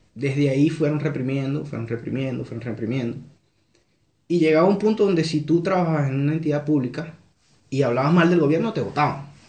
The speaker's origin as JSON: {"language": "Spanish", "town": "Carúpano", "region": "Sucre", "country": "Venezuela", "also_born_or_lived": "Monagas, Venezuela", "moved": "as an adult", "lives_now": "Chile", "said": "Yo, soy de Carúpano, pero en la actualidad vivía en, otro estado, en el estado Monagas"}